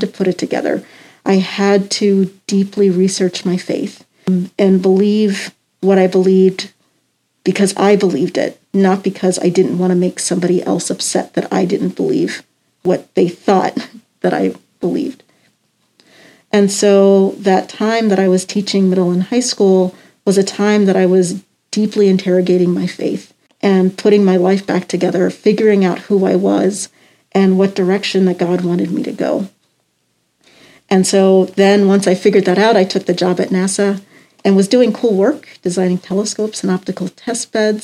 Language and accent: English; Columbia, Maryland, United States; I grew up in Columbia, Maryland